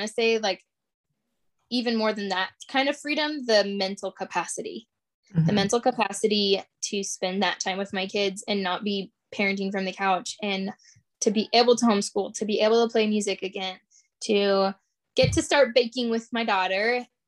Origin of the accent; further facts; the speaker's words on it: Alaska, United States; moved away; growing up in Alaska, we were home all the time.